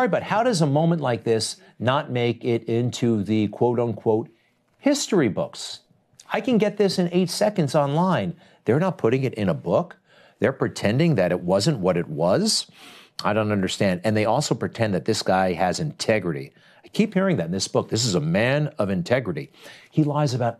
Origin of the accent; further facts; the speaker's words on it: Garden City, New York, United States; I'm from Garden City. That's on Long Island